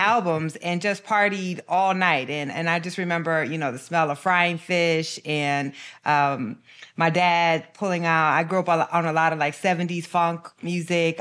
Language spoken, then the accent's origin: English; Waterloo, Iowa, United States; growing up in Waterloo, uh, definitely shaped the, the, uh, my desire to become a journalist